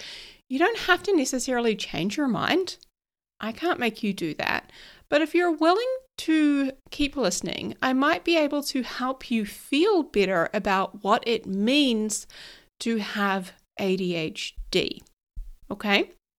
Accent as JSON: {"language": "English", "country": "New Zealand", "said": "So although I live here in New Zealand and I'm a Kiwi, apparently I get a bit of an American accent going"}